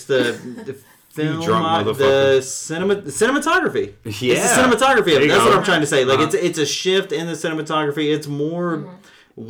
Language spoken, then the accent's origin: English; Pensacola, Florida, United States; now in Texas, United States; I grew up in growing up in Pensacola and like going back home there